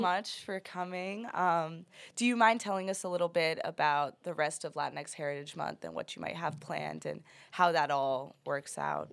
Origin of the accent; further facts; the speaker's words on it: United States; I was born in the United States, but I am a Mexican citizen as well